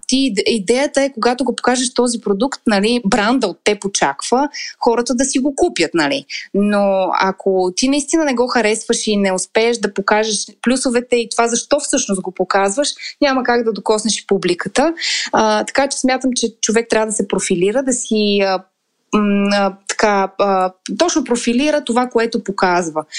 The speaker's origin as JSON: {"language": "Bulgarian", "town": "Montana", "region": "Montana Province", "country": "Bulgaria", "tie": "born or raised there", "moved": "yes", "said": "в моя роден град му. Монтана"}